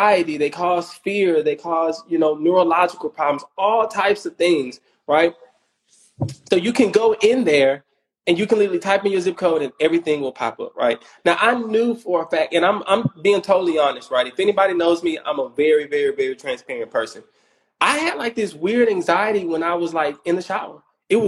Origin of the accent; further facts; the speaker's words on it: Houston, Texas, United States; I'm from Third Ward